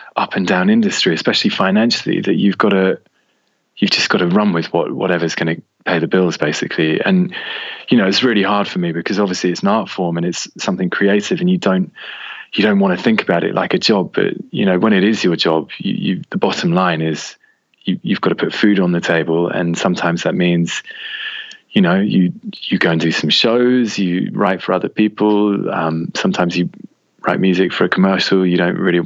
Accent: Oxford, South East England, United Kingdom; also born or lived in France; now in England; So I grew up in Oxford, which is about an hour away from London

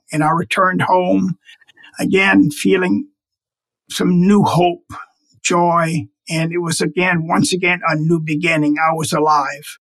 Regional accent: United States; my country, the United States

